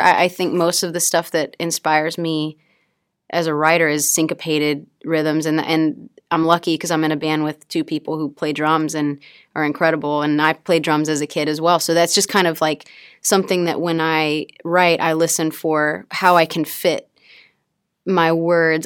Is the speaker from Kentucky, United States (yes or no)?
no; Mississippi, United States; I come from a really small town in Mississippi